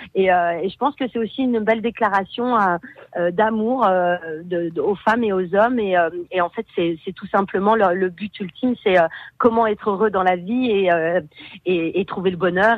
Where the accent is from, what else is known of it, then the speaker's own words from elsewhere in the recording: Beaune, Bourgogne-Franche-Comté, France; moved away; je suis bourguignonne, je suis de Beaune